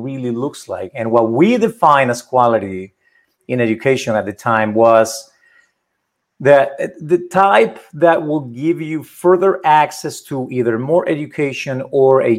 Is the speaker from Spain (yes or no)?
yes; Spain; now in United States; I was born in Spain. I became a US citizen.